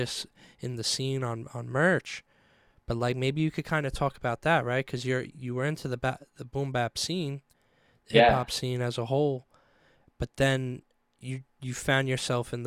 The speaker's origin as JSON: {"language": "English", "town": "New York City", "region": "New York", "country": "United States", "said": "I'm from Staten Island, home of the …"}